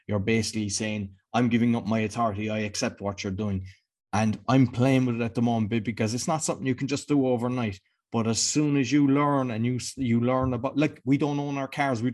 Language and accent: English; Cork, Munster, Ireland; I'm Irish. I'm from Cork.